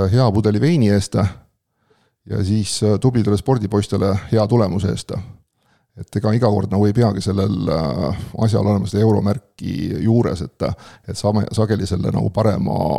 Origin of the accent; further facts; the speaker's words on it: Pärnu area, Pärnu County, Estonia; ma olen ka Pärnu kandist olen pärit